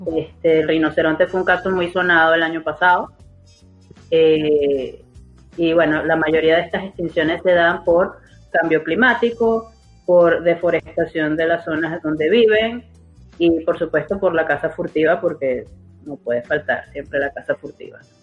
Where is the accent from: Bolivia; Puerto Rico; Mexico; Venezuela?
Venezuela; yo como venezolana